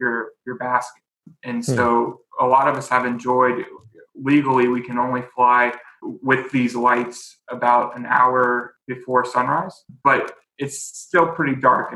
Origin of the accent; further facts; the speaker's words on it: Charleston, South Carolina, United States; moved away as an adult; also born or lived in Columbia, South Carolina; now in Charlotte, United States; I grew up in Charleston, South Carolina.